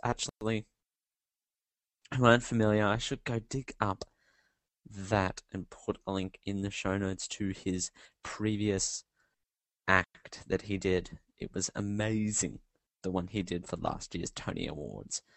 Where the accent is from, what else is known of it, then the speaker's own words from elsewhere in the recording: Australia; I'm Australian